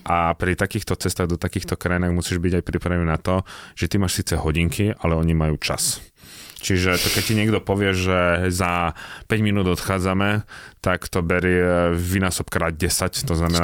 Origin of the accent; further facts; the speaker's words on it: Slovakia; ty povieš Slovensko